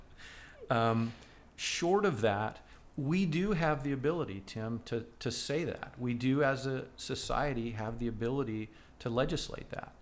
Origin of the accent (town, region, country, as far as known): United States